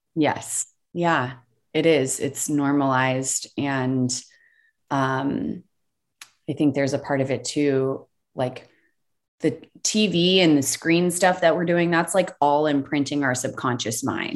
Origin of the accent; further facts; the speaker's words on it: the South, United States; I grew up in the South